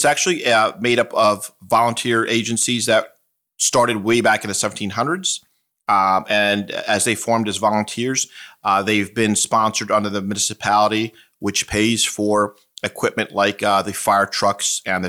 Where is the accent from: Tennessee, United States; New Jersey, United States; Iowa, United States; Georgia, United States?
New Jersey, United States; West Windsor; I grew up in West Windsor, and I joined the Princeton Junction Fire Company.